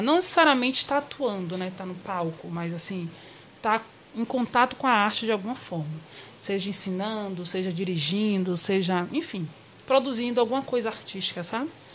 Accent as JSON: {"language": "Portuguese", "town": "Salvador", "region": "Bahia", "country": "Brazil", "also_born_or_lived": "Campinas", "moved": "as an adult", "lives_now": "São Paulo, Brazil", "said": "eu sou soteropolitana"}